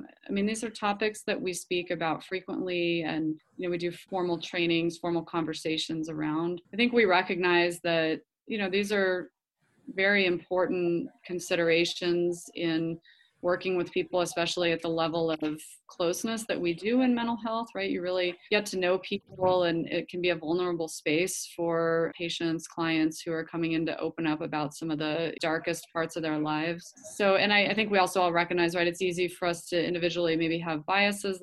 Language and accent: English; Colorado, United States; moved away as an adult; now in New Mexico, United States; I am from Colorado initially